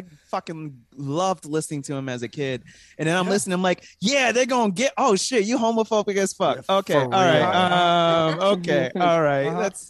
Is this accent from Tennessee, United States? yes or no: no; Florida, United States; I grew up in the southern part of Florida.